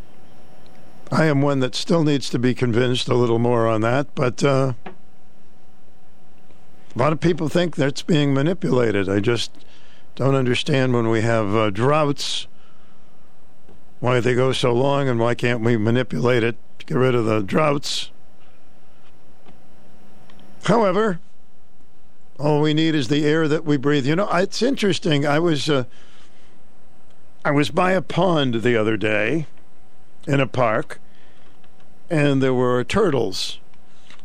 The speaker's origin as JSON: {"language": "English", "town": "Boston", "region": "Massachusetts", "country": "United States", "tie": "born or raised there", "moved": "yes", "lives_now": "Norwich, United States", "said": "I was a big Boston Celtic fan growing up in Boston"}